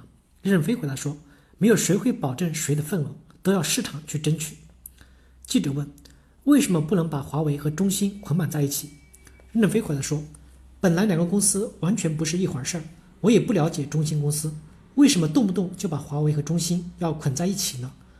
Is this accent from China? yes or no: yes; China; 我们本身在中国的土地上土生土长，我们知道三十年来我们的环境是一点点的在改变。